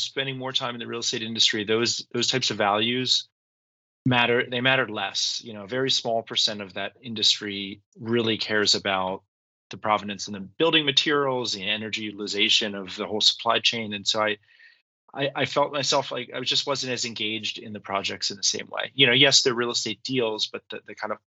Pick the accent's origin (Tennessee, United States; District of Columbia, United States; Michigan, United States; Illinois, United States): District of Columbia, United States; Washington; I grew up in Washington, D.C.